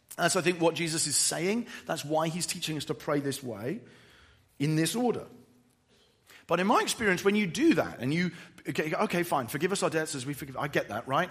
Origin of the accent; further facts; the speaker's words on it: England, United Kingdom; I'm English